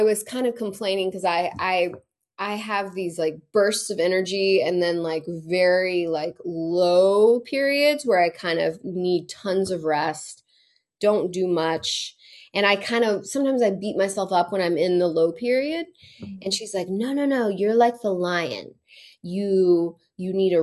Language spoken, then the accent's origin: English; Alabama, United States; I grew up in Alabama, and so I grew up Christian